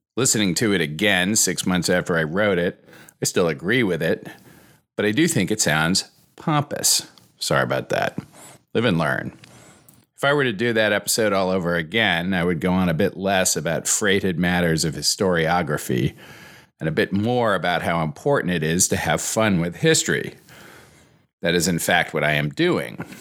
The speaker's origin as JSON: {"language": "English", "town": "Iowa City", "region": "Iowa", "country": "United States", "tie": "born or raised there", "moved": "yes", "said": "growing up in Iowa City"}